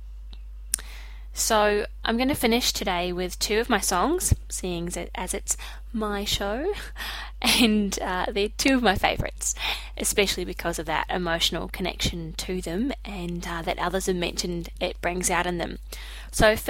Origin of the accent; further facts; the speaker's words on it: Wellington, New Zealand; now in Brisbane, Australia; I live in Brisbane, Australia, but I'm originally from Wellington in New Zealand